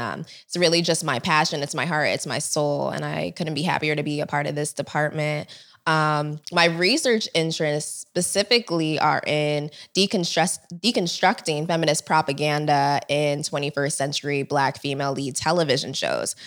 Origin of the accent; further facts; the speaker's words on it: United States; I am Nigerian. I was born here, but my parents were both born in Nigeria.